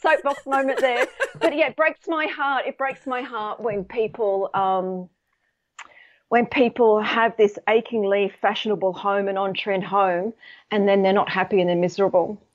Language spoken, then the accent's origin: English; Sydney, New South Wales, Australia; now in United Kingdom; I'm actually based in the U K, but I'm, I'm from Sydney